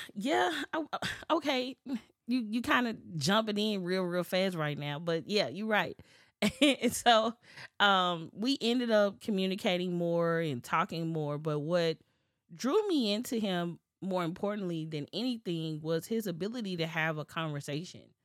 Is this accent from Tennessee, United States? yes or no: yes; Memphis, Tennessee, United States; we're both from Memphis.